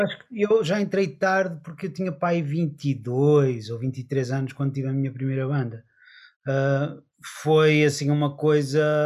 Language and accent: Portuguese; Porto, Norte, Portugal; nós eh, somos do Porto